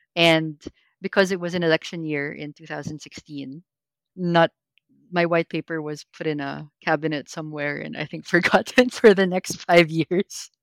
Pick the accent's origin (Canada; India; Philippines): Philippines; Filipino growing up in the Philippines.